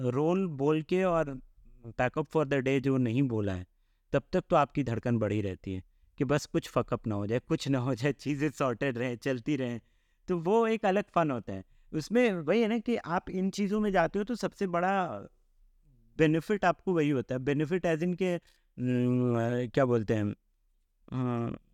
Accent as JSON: {"language": "Hindi", "region": "Mithila", "country": "India", "also_born_or_lived": "Jamshedpur", "moved": "yes", "said": "coming from Mithila"}